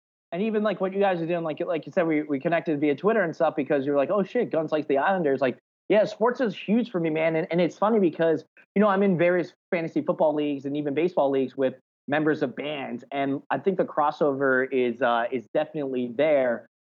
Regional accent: New Jersey, United States; especially growing up in New Jersey with … and … in the … and … and ….

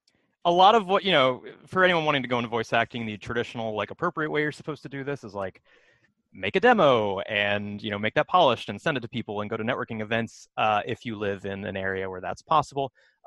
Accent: Florida, United States; moved away as an adult; also born or lived in Philadelphia; I was like 21 at the time. And that's in Northern California. I'd never even been to California before. I spent my whole life growing up in Florida.

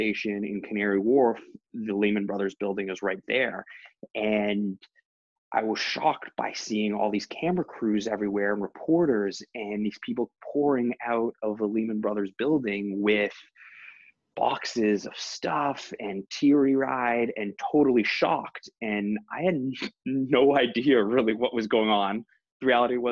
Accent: Toronto, Ontario, Canada; moved away as an adult; also born or lived in London; I grew up in Toronto and then graduated from Ivy in 2008

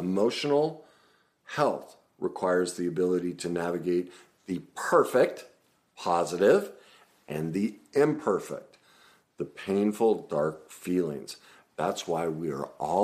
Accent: United States

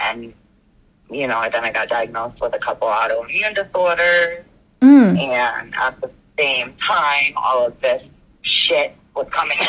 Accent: West Palm Beach, Florida, United States; moved away as an adult; also born or lived in Kansas / Kingsland, Georgia; now in Connecticut, United States; I was born in Florida. Okay. I lived in West Palm Beach until I was like 20. Then I lived in Kansas for like a year, and then moved to Connecticut. So I've been in, and I actually lived in Kingsland, Georgia for a couple years.

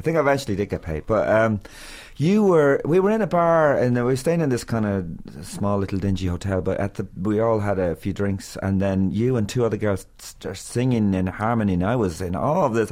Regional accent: Meath, Leinster, Ireland; also born or lived in Galway; I moved from Galway or my family to to Meath

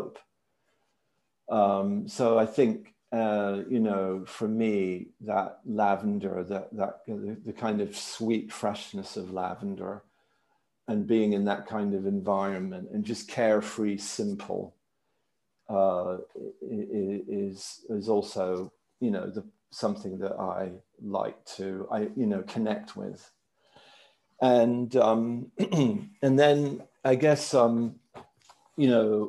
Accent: Maryland, United States; I grew up in Maryland

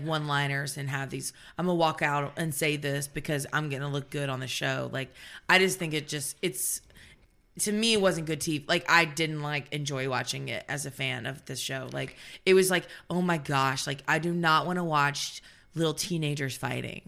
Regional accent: the South, United States; I'm from the South

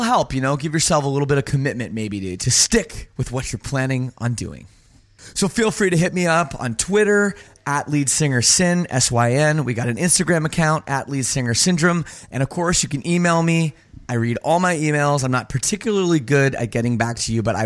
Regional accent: Canada; I'm from Canada

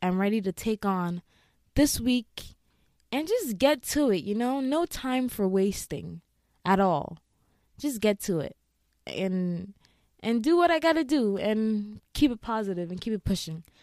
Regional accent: Ghana; moved away; I grew up in Ghana, and if you know any African country, especially West Africa, we're just very heavily on God

